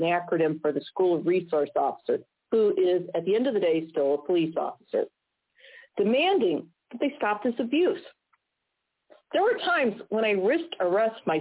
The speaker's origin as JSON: {"language": "English", "region": "Missouri", "country": "United States", "said": "my home state of Missouri"}